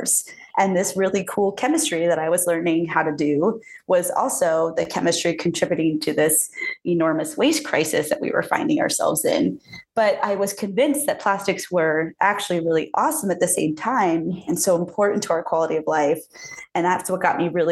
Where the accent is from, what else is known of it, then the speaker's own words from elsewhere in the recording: just outside of Jacksonville, Florida, United States; moved away as an adult; also born or lived in West Coast; now in Colorado, United States; I grew up just outside of Jacksonville, Florida, and I went to school at Florida State, and I am a Floridian.